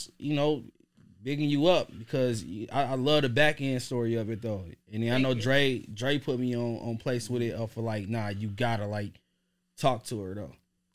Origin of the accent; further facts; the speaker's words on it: Trotwood, Ohio, United States; I was born and raised in Trotwood.